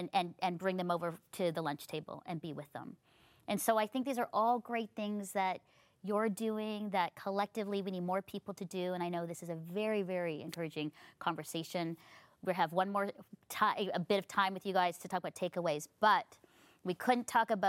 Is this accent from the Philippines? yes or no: yes; Philippines; I think as a, you know, brown, as a Filipino woman, there was always like, I had to fight so hard to get there.